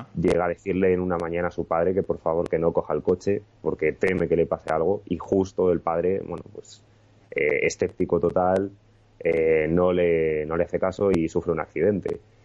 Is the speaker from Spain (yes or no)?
yes; Madrid, Community of Madrid, Spain; es la ciudad que me ha visto crecer. Eh, nací aquí en Madrid